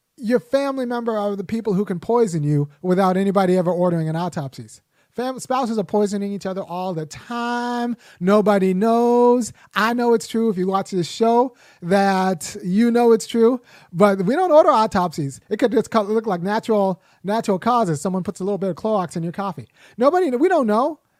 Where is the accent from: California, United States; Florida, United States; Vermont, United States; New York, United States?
California, United States; Los Angeles; I grew up in Los Angeles